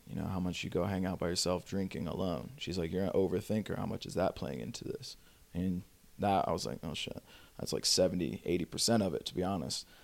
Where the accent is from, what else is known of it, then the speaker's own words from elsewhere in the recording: Pass Christian, Mississippi, United States; now in Los Angeles, United States; I actually grew up in a really, really small town, um, in Paso Christian, Mississippi.